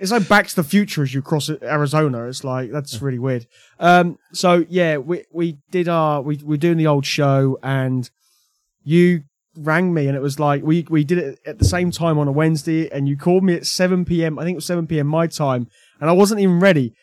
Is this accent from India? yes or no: no; United Kingdom; I've only got myself to blame for being British